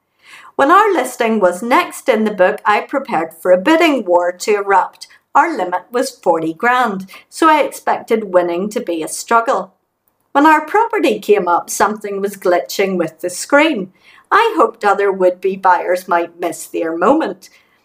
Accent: England, United Kingdom; now in Glasgow, United Kingdom; I'm English, she's Canadian.

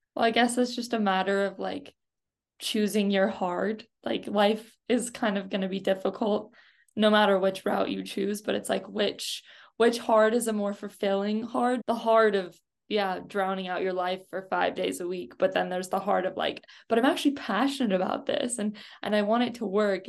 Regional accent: United States; As an American

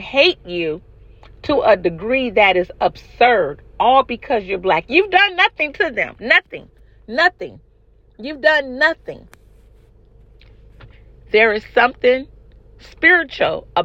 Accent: California, United States; I'm from California

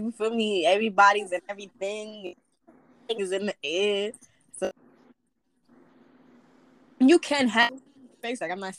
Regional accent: New York, United States; now in North Carolina, United States; I'm like, no, I'm from New York.

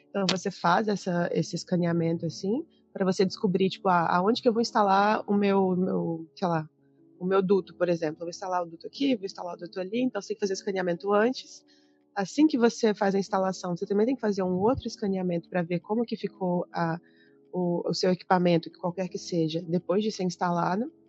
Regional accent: Belo Horizonte, Minas Gerais, Brazil; also born or lived in Cuiabá; por isso que eu nasci em Cuiabá, morei em outras outras cidades do, do Centro-Oeste, fui parar em Belo Horizonte

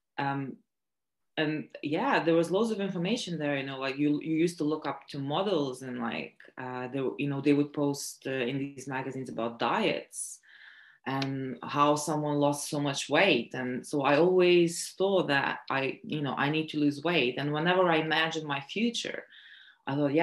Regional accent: Latvia; moved away as an adult; also born or lived in Lithuania / South London; now in London, United Kingdom; I was born in Latvia, but I'm also Lithuanian, and I moved here when I was 18.

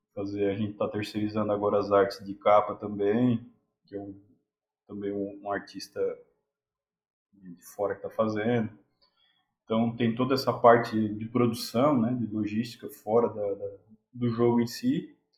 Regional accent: Garopaba, Santa Catarina, Brazil; eu sou de Garopaba

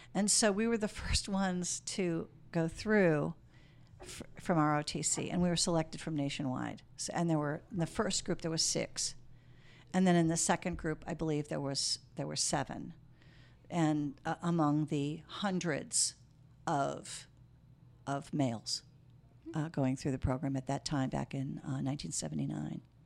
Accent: Chicago, Illinois, United States; moved away as an adult; also born or lived in Germany; now in Sacramento, United States; I'm originally from Chicago

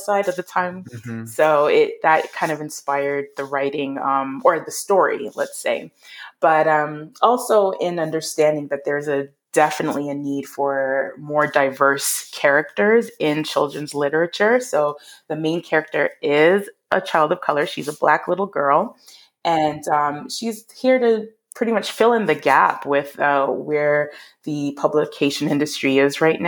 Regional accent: Canada; also born or lived in Toronto, Ontario; I am a Canadian children's author based out of Ontario or Toronto

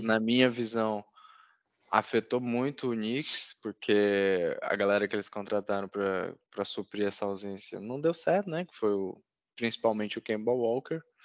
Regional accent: Northeast Region, Brazil; como diz na minha terra, no Nordeste

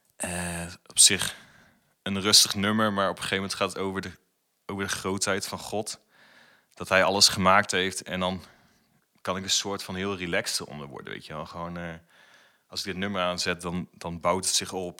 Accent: Putten, Gelderland, Netherlands; moved away as an adult; now in Zwolle, Netherlands; ik woon in Zwolle en ik kom natuurlijk uit Putten.

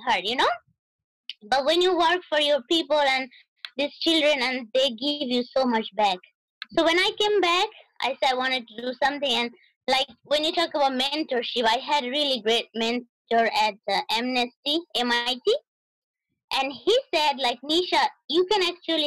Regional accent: New York City, New York, United States; also born or lived in Dinajpur, Bangladesh / Boston; I grew up in Brooklyn, but I was born in Dinajpur, Bangladesh. But I haven't been to back home much because I came here with my family when I was like a preteen and like 11 years old

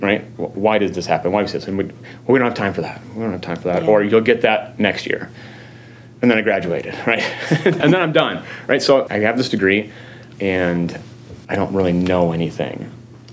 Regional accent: Colorado Springs, Colorado, United States; now in Lincoln, United States; I was born and raised in Colorado Springs

